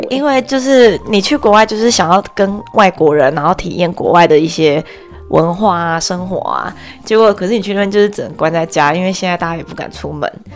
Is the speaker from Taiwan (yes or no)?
yes; Taiwan; moved away as an adult; also born or lived in Canada / France; 我现在是加拿大人， 可是我也是台湾人